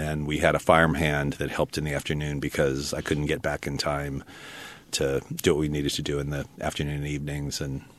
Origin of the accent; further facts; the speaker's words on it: Albuquerque, New Mexico, United States; also born or lived in Utah / China Lake, California; So I was born in Albuquerque. And then we left for a period of time when I was really young, where my dad went to University of Utah for a graduate degree. Came out to China Lake.